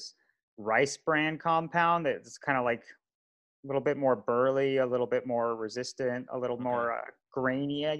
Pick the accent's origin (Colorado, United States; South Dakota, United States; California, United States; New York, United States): Colorado, United States; growing up in Colorado riding dirt